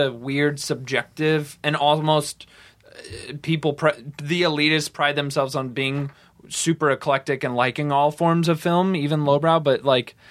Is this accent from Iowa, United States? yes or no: yes; Iowa, United States; I'm from Iowa